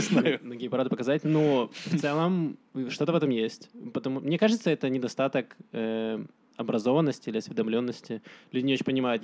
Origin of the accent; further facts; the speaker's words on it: Donetsk, Donetsk Oblast, Ukraine; now in Israel; Я сам из Донецка